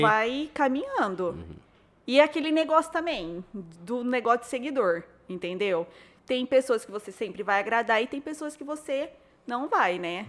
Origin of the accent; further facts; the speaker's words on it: Barretos, São Paulo, Brazil; now in São José do Rio Preto, Brazil; Eu nasci em Barretos